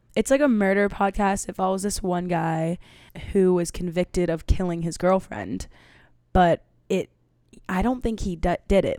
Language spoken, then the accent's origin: English; New York City, New York, United States; I grew up in Manhattan, and I went to a performing arts school